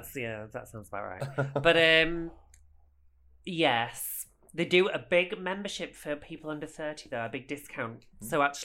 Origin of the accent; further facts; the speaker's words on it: Sussex, South East England, United Kingdom; Miss Bronstein is from Sussex, as am I.